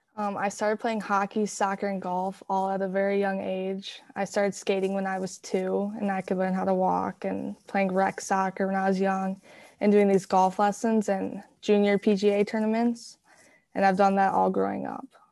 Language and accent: English; Hastings, Minnesota, United States; also born or lived in Woodbury; I was born in Woodbury. I've always lived in Hastings